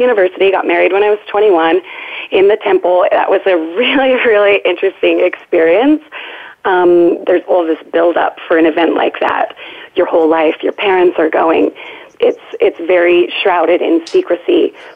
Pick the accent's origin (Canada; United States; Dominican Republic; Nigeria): United States; Utah; I was raised in Utah, beautiful kind of Happy Valley-esque childhood